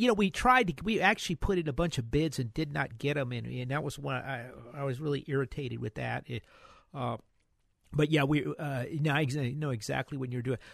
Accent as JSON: {"language": "English", "town": "New Orleans", "region": "Louisiana", "country": "United States", "tie": "born or raised there", "moved": "yes", "said": "I grew up in New Orleans"}